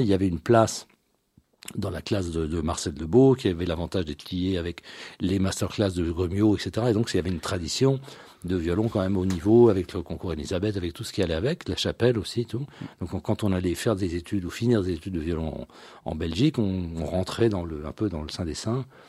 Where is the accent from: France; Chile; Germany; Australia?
France; also born or lived in Brussels; je suis né en France, même si euh, toute ma famille, il euh, n'y a pas un seul Français dans ma famille